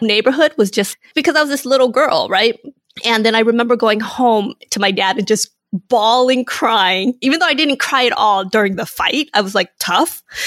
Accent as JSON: {"language": "English", "town": "Inglewood", "region": "California", "country": "United States", "tie": "born or raised there", "also_born_or_lived": "Vietnam / San Francisco / Hawthorne, California", "said": "I grew up in Inglewood, California."}